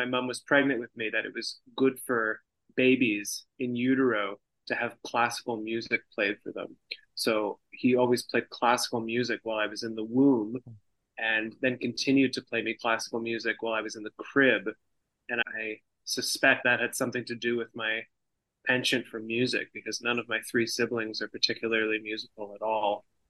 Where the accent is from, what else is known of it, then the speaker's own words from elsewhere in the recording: Toronto, Ontario, Canada; So I grew up in Toronto. I've taken a few little departures here and there and lived in other parts of the world, but mostly I've been based in Toronto my entire life.